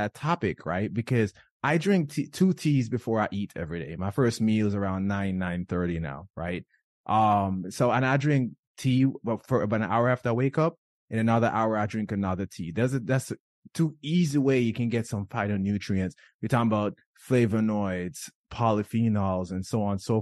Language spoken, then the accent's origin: English; Jamaica; moved away; I was born and raised in Jamaica